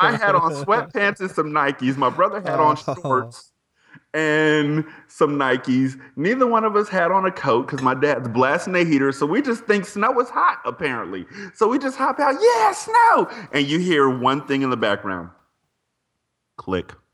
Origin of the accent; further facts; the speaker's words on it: United States; I'm an American